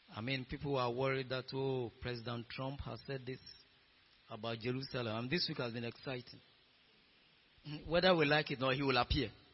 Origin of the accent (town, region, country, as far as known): Ghana